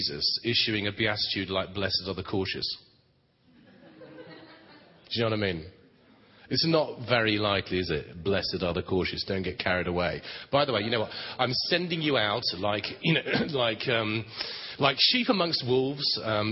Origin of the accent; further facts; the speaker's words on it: England, United Kingdom; As English people go